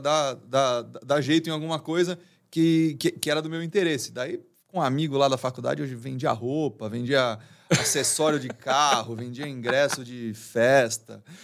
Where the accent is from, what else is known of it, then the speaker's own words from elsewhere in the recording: São Paulo, Brazil; eu nasci, sempre vivi aqui em São Paulo.